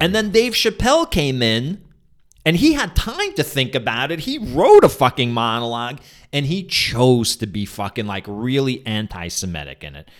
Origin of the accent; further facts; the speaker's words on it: New York, United States; also born or lived in Soviet Union; growing up in New York